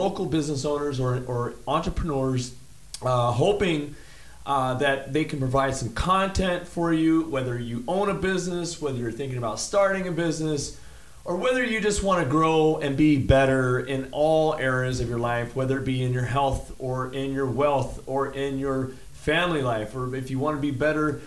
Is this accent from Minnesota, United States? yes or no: no; Bakersfield, California, United States; Ruben and I are both from the east side